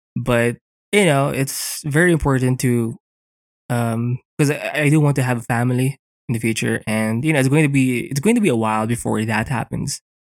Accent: Philippines; here in the Philippines, 'cause I'm Filipino

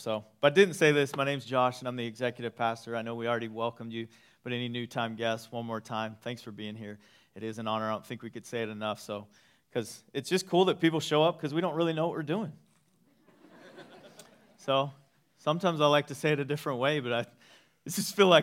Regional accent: East Texas, United States; I grew up in East Texas

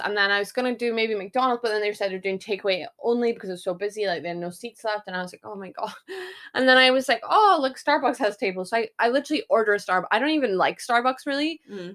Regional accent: Scotland, United Kingdom; I'm Scottish

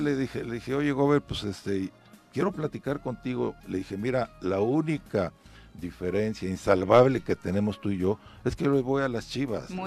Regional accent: Cuautla, Morelos, Mexico; por allá, por mi tierra

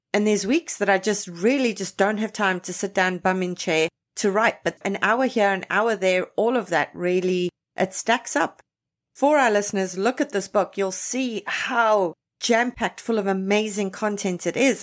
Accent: South Africa; now in Toronto, Canada; I was born and raised in South Africa, grew up there

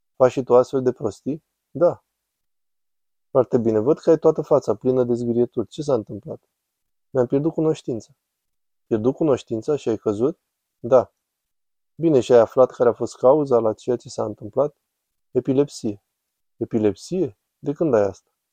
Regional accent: Camden, New Jersey, United States; now in Philadelphia, United States; Camden, New Jersey

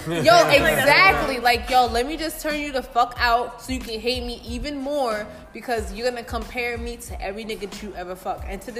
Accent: New York City, New York, United States; also born or lived in Manhattan; I'm born in Manhattan, but I was raised in the Bronx.

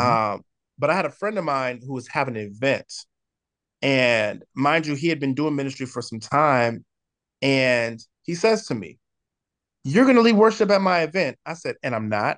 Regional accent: San Diego, California, United States; also born or lived in Oceanside, California; I grew up in the most amazing city in the entire world, and I'm not biased just because I live here, but in sunny San Diego, California

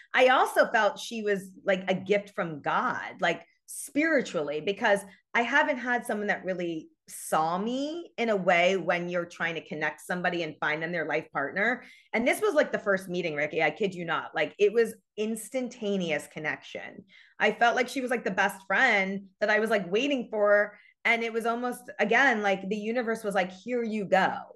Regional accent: New York, United States; moved away as an adult; now in Los Angeles, United States; I'm from New York, born and raised. I've moved to L A seventeen years ago.

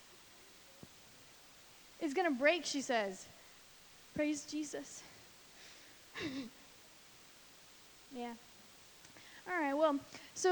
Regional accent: St. Louis, Missouri, United States; moved away as an adult; now in Florida, United States; I was born in Florida, but I only lived here until I was 4. My dad was in the Air Force, and then he got out and was raised mostly in, like, St. Louis, Missouri area

